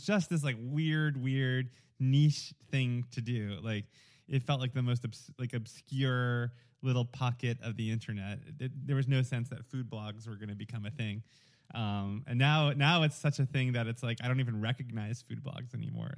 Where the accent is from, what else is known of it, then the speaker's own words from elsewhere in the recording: New York, United States; accent: thick New York; moved away as an adult; also born or lived in Atlanta; I grew up in New York and I had, growing up, a very thick New York accent